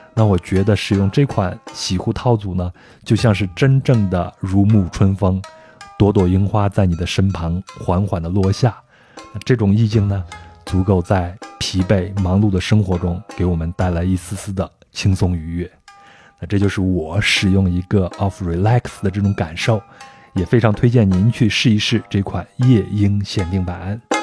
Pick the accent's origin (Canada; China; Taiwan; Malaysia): China; 我们中国人不也是吗？很多人都在名字里边有这种花的这种意象在里边呀